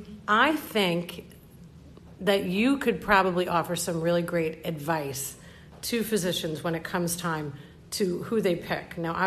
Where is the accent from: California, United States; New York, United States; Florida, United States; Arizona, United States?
New York, United States; He is a small town boy, and I'm just a New Yorker, you know, and we can still get along.